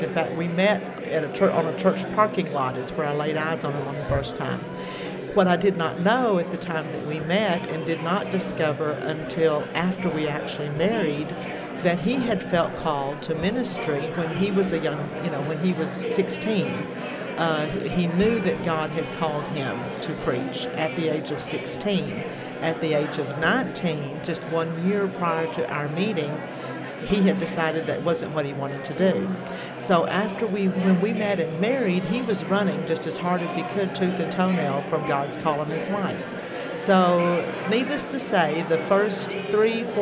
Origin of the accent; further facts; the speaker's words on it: Nashville, Arkansas, United States; also born or lived in Delight, Arkansas; But I am a native of Arkansas. I was born in Nashville, Arkansas. Spent most of my life in the southwest corner of the state.